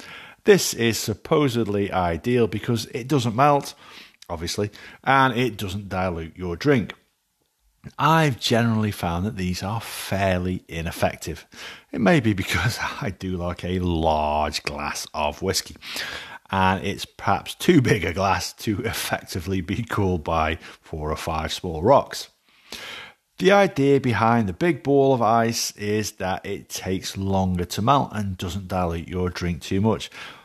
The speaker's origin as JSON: {"language": "English", "town": "Alsager", "region": "North West England", "country": "United Kingdom", "tie": "born or raised there", "said": "A barmaid in the Wilbraham Arms, which is a pub in my hometown of Alsager, first told me about this."}